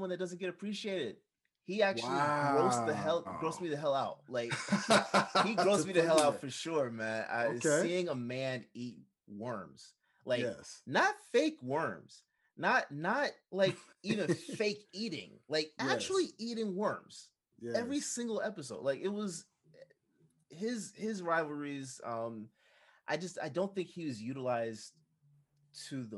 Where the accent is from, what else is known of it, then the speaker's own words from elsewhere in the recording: Jamaica; Being a Jamaican